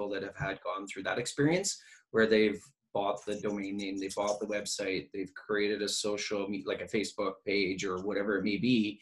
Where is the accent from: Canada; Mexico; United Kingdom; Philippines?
Canada; we're from Canada, we're very polite